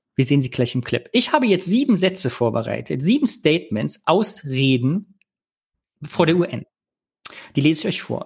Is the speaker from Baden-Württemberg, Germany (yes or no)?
no; Kyffhäuserkreis, Thuringia, Germany; im Küffhäuserkreis, wo ich herkomme